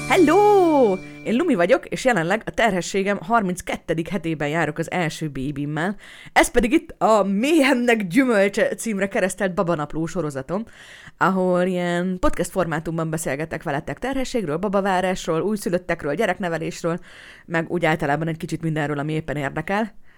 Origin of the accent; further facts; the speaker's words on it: Hungary; egy kerülettel odébb fogok szülni, mint ahol amúgy én születtem meg